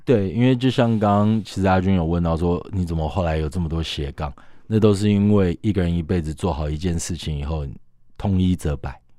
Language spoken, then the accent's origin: Chinese; Taiwan; 我们身为台湾人是很骄傲的一件事情